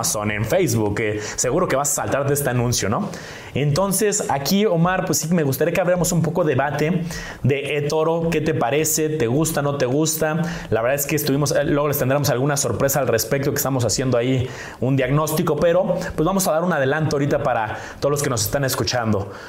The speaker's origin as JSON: {"language": "Spanish", "country": "Mexico", "said": "nosotros como mexicanos"}